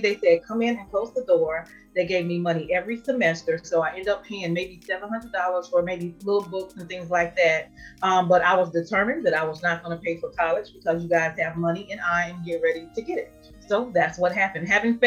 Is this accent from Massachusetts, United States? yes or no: no; Durham, North Carolina, United States; I'm from Durham, North Carolina